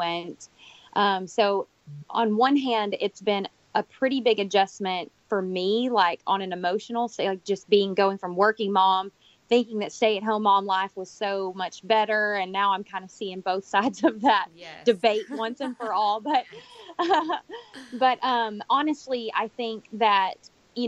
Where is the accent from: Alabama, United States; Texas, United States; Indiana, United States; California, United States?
Texas, United States; Corsicana; moved away as an adult; now in Dubai, United Arab Emirates; we were really settled in Corsicana, where my hometown is